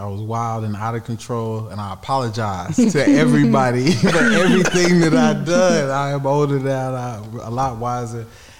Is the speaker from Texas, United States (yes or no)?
yes; Lee County, Texas, United States; moved away; also born or lived in Dallas, Texas; I was born in Dallas. But then it's like I was outside of Dallas growing up in the outskirts of Austin, Texas.